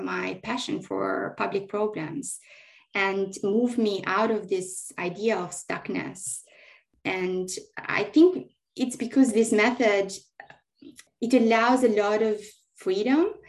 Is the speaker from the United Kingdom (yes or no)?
no; Albania; now in Sydney, Australia; growing up in Albania through these massive transition times